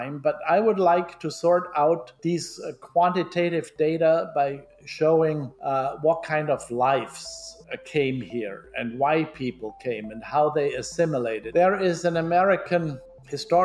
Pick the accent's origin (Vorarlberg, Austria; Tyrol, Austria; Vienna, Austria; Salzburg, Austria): Vorarlberg, Austria; Mellau; moved away as an adult; also born or lived in Bregenz, Austria / Innsbruck, Austria / California, United States; now in Louisiana, United States; when I grew up in Millau